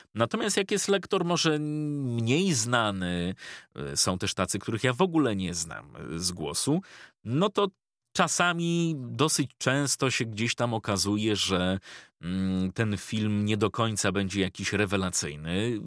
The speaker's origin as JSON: {"language": "Polish", "town": "Ostrołęka", "region": "Masovian Voivodeship", "country": "Poland", "tie": "born or raised there", "said": "pochodzę z małego miasta"}